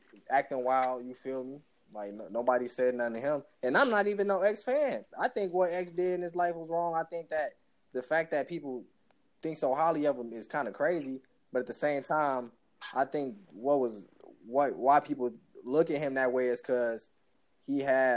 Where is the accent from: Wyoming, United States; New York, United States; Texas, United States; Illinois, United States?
Illinois, United States; Chicago; I'm from Chicago